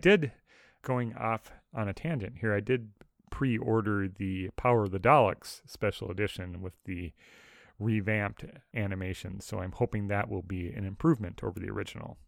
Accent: Midwest, United States; growing up in the Midwest

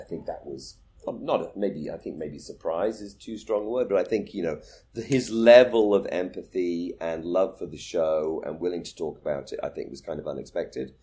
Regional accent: United Kingdom; moved away; my home country, Britain

